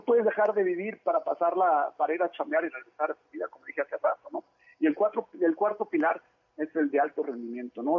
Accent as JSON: {"language": "Spanish", "town": "Monterrey", "region": "Nuevo León", "country": "Mexico", "tie": "born or raised there", "also_born_or_lived": "Mexico City"}